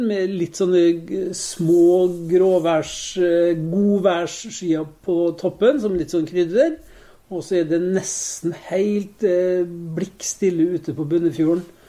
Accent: Molde, Møre og Romsdal, Norway; now in Oslo, Norway; Jeg er jo født og oppvokst i Storgata 15

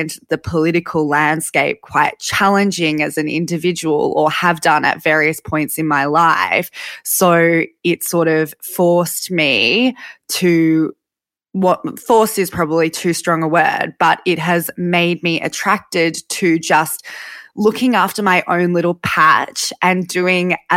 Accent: Sydney, New South Wales, Australia; I grew up in Sydney in Lane Cove and it was just me and my mum.

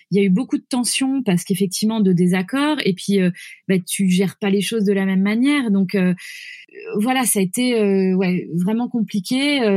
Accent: France; also born or lived in United States; on sera américain dans, ce qu'on a ramené de la culture de là-bas, mais on est français.

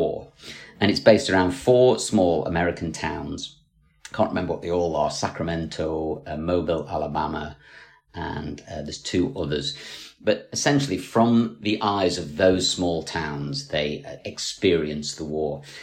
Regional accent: Scotland, United Kingdom; I'm Scottish

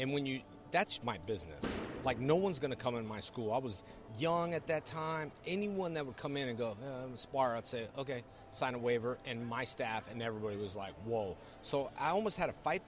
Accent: California, United States; I grew up in California

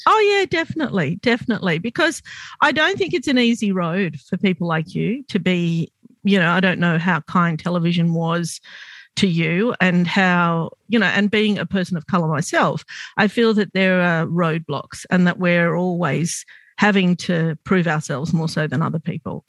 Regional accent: Sydney, New South Wales, Australia; I grew up in Glebe, which was very, very white and very, very poor

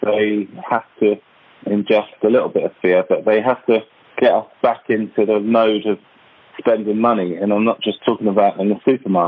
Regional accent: London, United Kingdom; I grew up in one of the most revered and feared and hatred areas, I think, in London

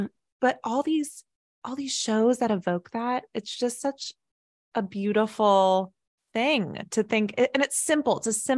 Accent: Dallas, Texas, United States; born there; but I was born in Dallas, Texas, and I lived there twice. And Texas football is such a big thing.

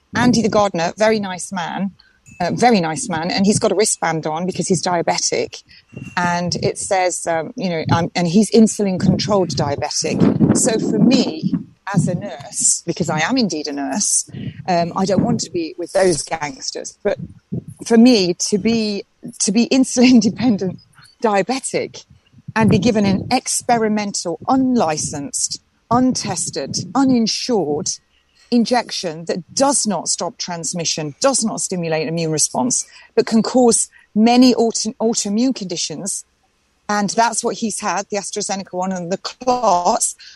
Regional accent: England, United Kingdom; also born or lived in East Sussex; This is my country. I am an English rose. I was born here and I will die here

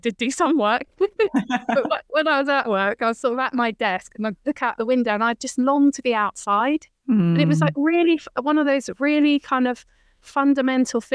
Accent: Bath, South West England, United Kingdom; I'm a West Country girl. I grew up in Roman and Georgian Bath

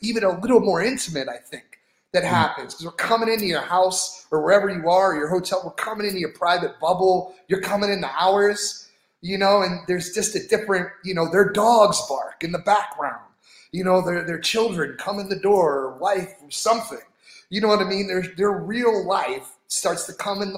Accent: Philadelphia, Pennsylvania, United States; I was born in Philly

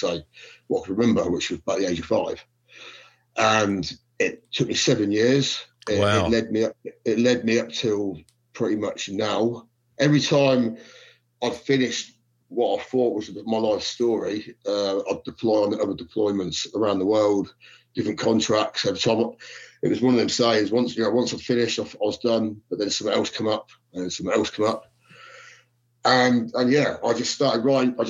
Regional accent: Corby, East Midlands, United Kingdom; also born or lived in Luton; So I started growing up in Corby.

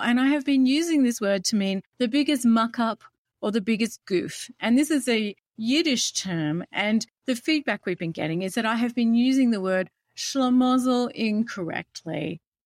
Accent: Australia; as an Australian, we have the British connection heritage

